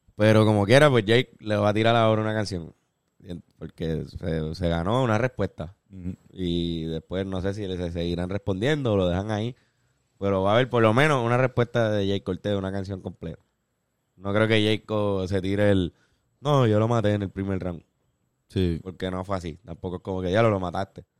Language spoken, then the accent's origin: Spanish; Puerto Rico; Nosotros como puertorriqueños